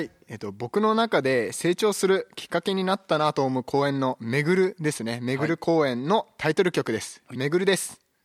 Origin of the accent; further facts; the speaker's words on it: Kawagoe, Saitama, Japan; moved away as an adult; now in Sado, Japan; 埼玉県の川越市出身です24歳